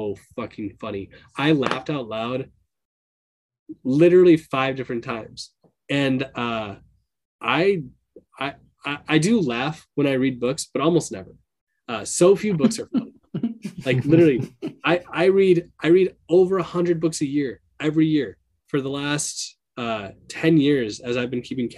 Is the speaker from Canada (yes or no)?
no; Minnesota, United States; I'm a person from Minnesota.